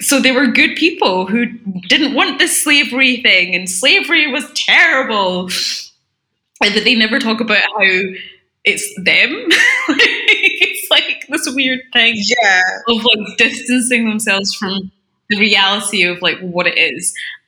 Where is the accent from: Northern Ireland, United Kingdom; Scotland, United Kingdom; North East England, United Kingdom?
Scotland, United Kingdom; Glasgow; accent: Scottish; when you're growing up in Scotland, you do get taught about, like, the architecture specifically